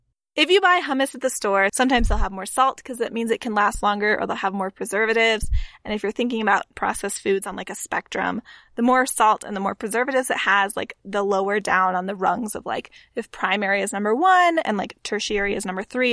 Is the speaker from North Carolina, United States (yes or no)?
no; Texas, United States; I mean, okay, we're from Texas, Catherine. We have to be real that like hummus was not abound in the early 2000s in Central Texas.